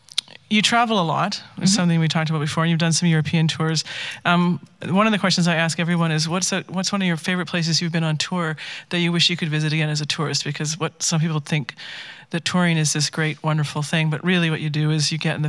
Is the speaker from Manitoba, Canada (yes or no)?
yes; Manitoba, Canada